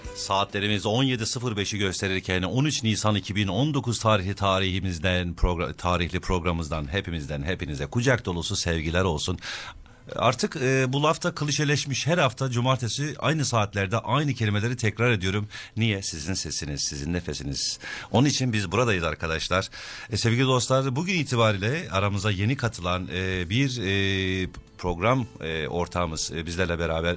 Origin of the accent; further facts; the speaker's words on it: Turkey; now in Sydney, Australia; Türkiye'de büyüdük çoğumuz.